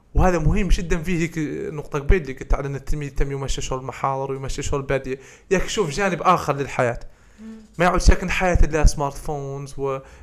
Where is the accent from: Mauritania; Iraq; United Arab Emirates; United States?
Mauritania; احنا الموريتانيين